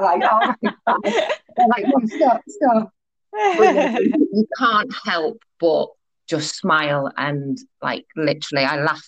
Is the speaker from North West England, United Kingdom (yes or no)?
yes; Liverpool, North West England, United Kingdom; I'm from Merseyside, so Liverpool.